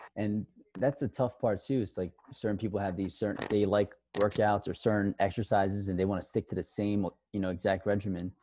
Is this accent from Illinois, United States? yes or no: no; New York City, New York, United States; also born or lived in Buffalo, New York / Miami; I'm originally born and raised in Queens, New York